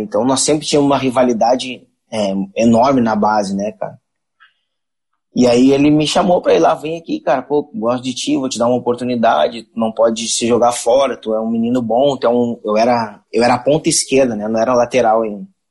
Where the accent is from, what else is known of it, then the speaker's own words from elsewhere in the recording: Rio de Janeiro, Brazil; Eu, eu nasci, me criei no Jardim Botânico